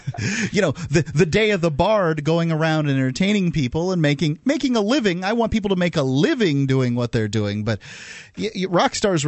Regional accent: Sarasota, Florida, United States; I'm from Sarasota, Florida.

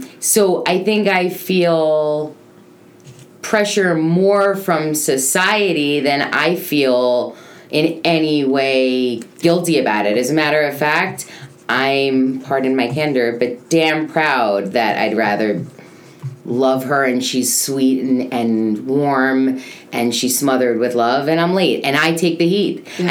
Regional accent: New York, United States; now in Boca Raton, United States; I come from New York

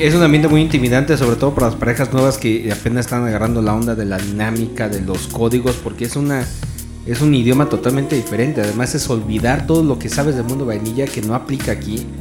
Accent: Mexico; como mexicanos

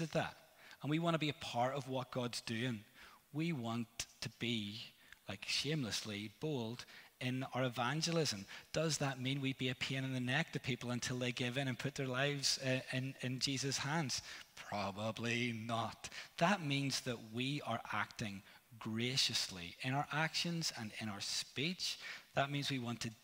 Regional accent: Northern Ireland, United Kingdom; I'm from Northern Ireland

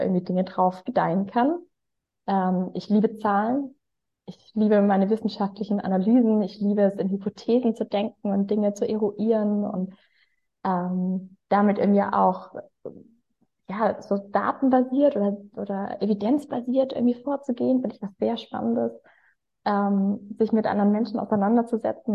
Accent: Freiburg im Breisgau, Baden-Württemberg, Germany; now in Hamburg, Germany; Aber in mir ruht natürlich eigentlich ein Schwarzwaldmädchen ich bin ja eigentlich geboren in Freiburg im Breisgau.

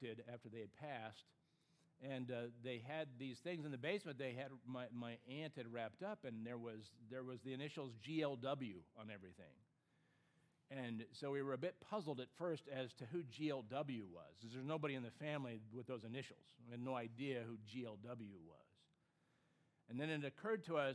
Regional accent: California, United States; even though I grew up on the West Coast, I grew up in California

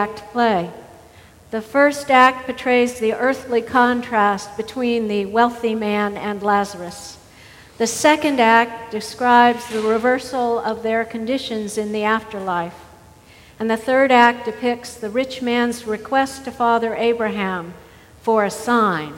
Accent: the South, United States; as a Southerner

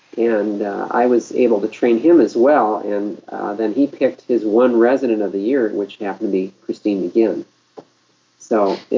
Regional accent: Wisconsin, United States; moved away as an adult; also born or lived in Minnesota / Seattle, Washington; now in San Francisco, United States; I grew up in Wisconsin, but went to school in Minnesota, and did my residency in Seattle at the University of Washington.

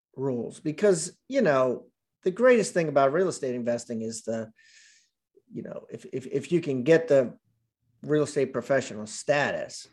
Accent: Columbia, Maryland, United States; also born or lived in Washington, D.C.; grew up there, grew up in Columbia, Maryland

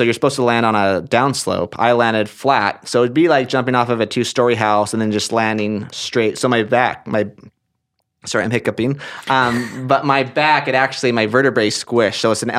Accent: Portland, Oregon, United States; This was in Oregon. I'm from Portland, Oregon. That's where I grew up. That's where I was raised.

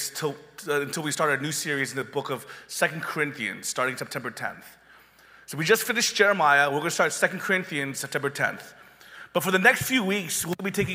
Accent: Panama City, Florida, United States; when I did youth ministry in my hometown of Panama City, after I went finished University of Florida, I moved back to my hometown

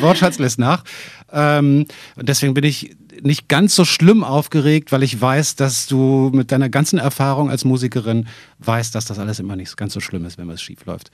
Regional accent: Berlin, Germany; ich musste als Berliner natürlich nicht unbedingt weg aus der Stadt

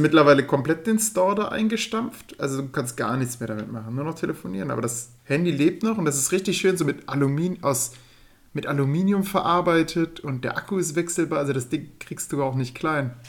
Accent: Würm, Germany; moved away; Bin dann nach Hause gefahren, also in meine Geburtsstadt, also da, wo ich groß geworden bin. Ja, in, nach Würm, das wisst ihr ja. Ich oh, ähm, bin ja ein Würmer.

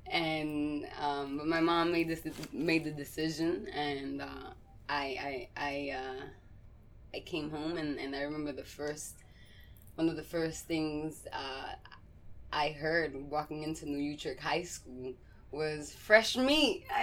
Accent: Massachusetts, United States; also born or lived in New York; from being away from New York as a child going and growing up in Massachusetts

